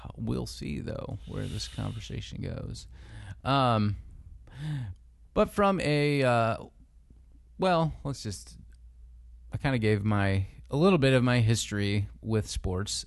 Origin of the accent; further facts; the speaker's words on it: United States; a big part of our lives as American citizens, and the same is, is true for us as Christians living in this country.